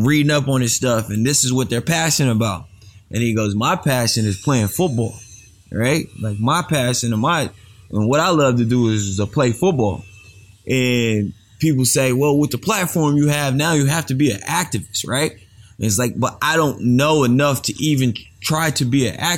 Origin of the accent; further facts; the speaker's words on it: Bellville, Texas, United States; I grew up in a small town of Belleville, Texas